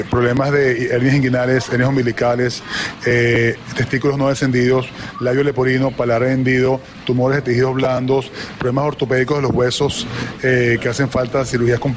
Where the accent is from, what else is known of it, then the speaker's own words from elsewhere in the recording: Venezuela; born there; al igual que eh, pacientes donde yo nací, que son pacientes venezolanos.